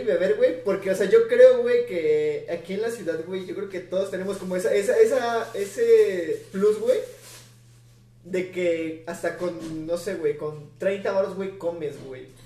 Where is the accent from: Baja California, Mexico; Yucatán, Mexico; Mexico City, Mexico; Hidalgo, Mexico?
Mexico City, Mexico; yo como chilango